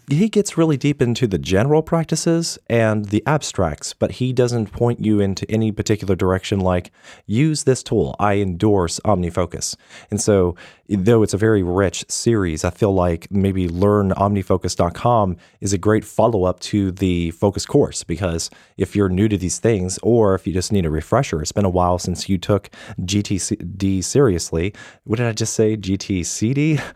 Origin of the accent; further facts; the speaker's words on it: United States; I'm an American